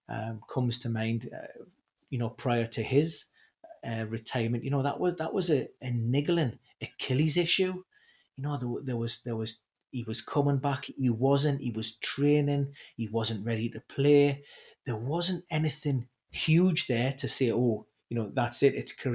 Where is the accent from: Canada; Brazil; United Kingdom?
United Kingdom; Newcastle upon Tyne, North East England; being a Geordie, being a Newcastle supporter